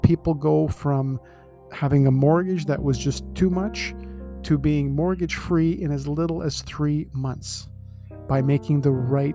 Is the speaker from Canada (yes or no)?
yes; Scarborough, Ontario, Canada; I grew up in Scarborough